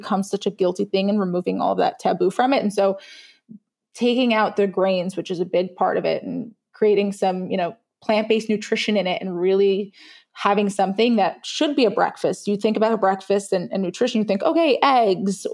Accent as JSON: {"language": "English", "town": "New York City", "region": "New York", "country": "United States", "tie": "born or raised there", "also_born_or_lived": "Israel", "said": "I'm an immigrant. I was born in Israel. I grew up in Brooklyn"}